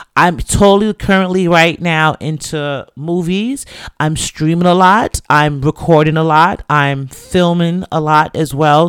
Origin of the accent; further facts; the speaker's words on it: New York City, New York, United States; I was born and raised in the Bronx to two Jamaican parents.